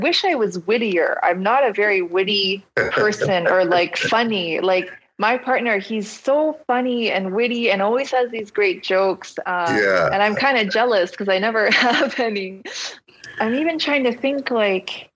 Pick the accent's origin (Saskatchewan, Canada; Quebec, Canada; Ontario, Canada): Ontario, Canada; Ottawa; I grew up in Ottawa.